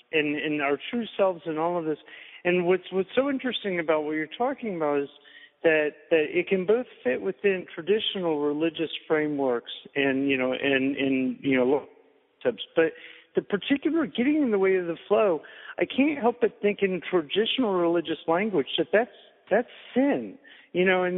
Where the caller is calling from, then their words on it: Seattle, Washington, United States; I am actually calling from Seattle, yes.